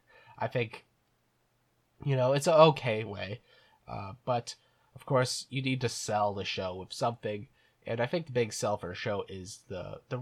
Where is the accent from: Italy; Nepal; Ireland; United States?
Ireland; I'm an Irishman